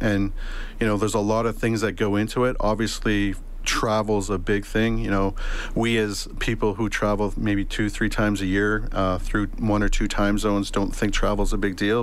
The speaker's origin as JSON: {"language": "English", "town": "Leduc", "region": "Alberta", "country": "Canada", "tie": "born or raised there", "also_born_or_lived": "Saskatchewan / Edmonton / Bermuda", "moved": "as an adult", "lives_now": "Halifax, Canada", "said": "I lived in uh, Leduc uh, for the majority of my life. I was born in Saskatchewan. My dad was a welder, so we moved to to uh, uh, Leduc"}